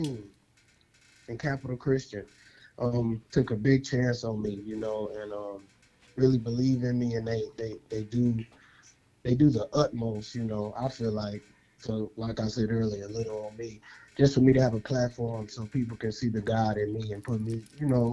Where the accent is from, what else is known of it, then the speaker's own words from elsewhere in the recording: Chicago, Illinois, United States; Chicago's home for me. Chicago City boy. Born and bred, and I love my hometown